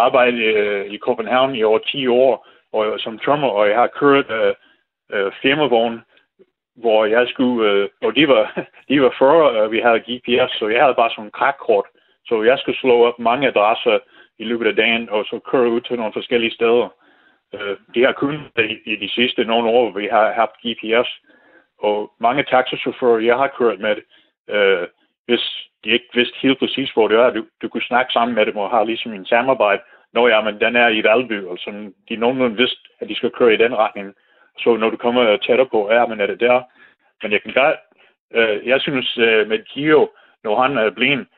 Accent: United States; Danish is a second language; moved away as an adult; now in Denmark; jeg er amerikaner

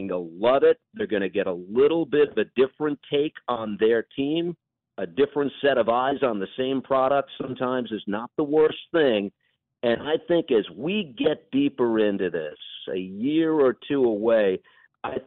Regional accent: New York, United States; New York, which has been my home for my entire life

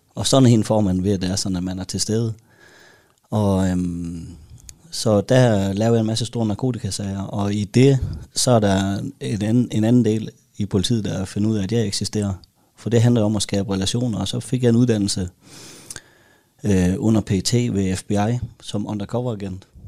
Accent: Denmark; som dansker

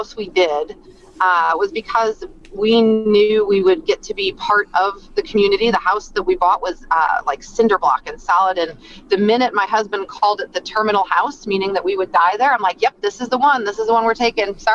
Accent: Chicago, Illinois, United States; also born or lived in Texas; now in Elkhart County, United States; I am originally from Chicago

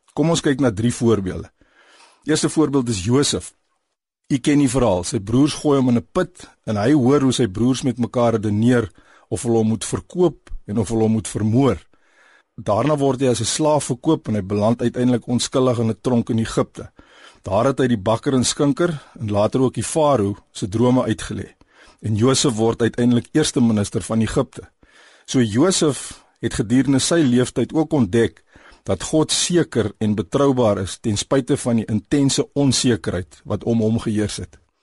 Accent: South Africa; Ons as Suid-Afrikaners

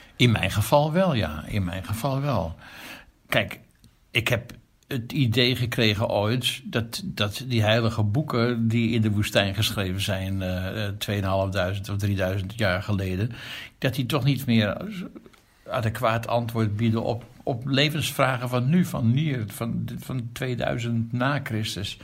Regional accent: Amsterdam, North Holland, Netherlands; ik ben geboren in een dorp, katholiek Amsterdam Zuid, jaren 50. Daar ben ik opgegroeid

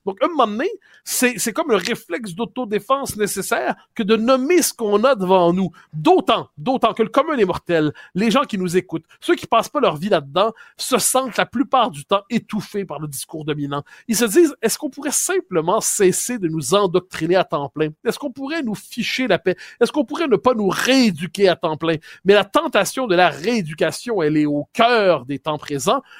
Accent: Quebec, Canada; moi, on est, on est des Québécois passés date.

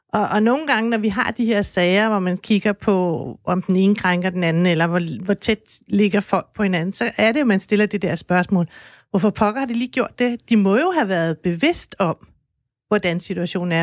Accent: Denmark; jeg er dansker

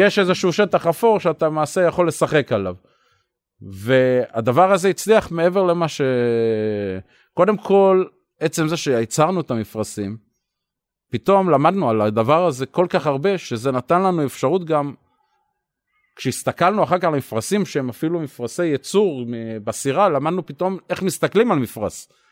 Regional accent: Israel

